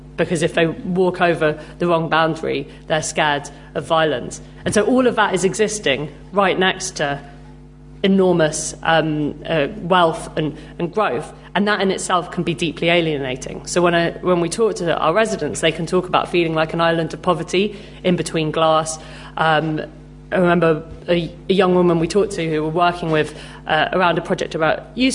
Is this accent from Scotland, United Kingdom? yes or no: no; London, United Kingdom; I grew up in Camden